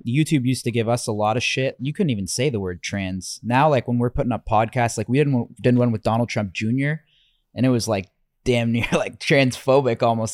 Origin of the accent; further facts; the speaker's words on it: Canada; moved away as an adult; now in United States; I'm Canadian